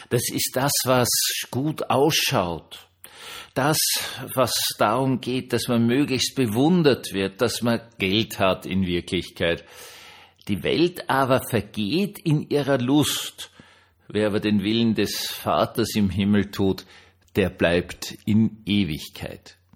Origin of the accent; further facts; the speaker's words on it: Austria; als Österreicher wusste man das ja